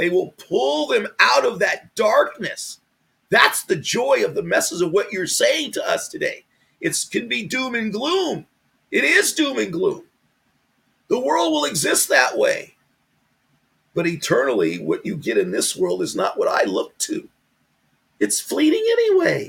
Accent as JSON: {"language": "English", "country": "United States", "said": "I'm an American"}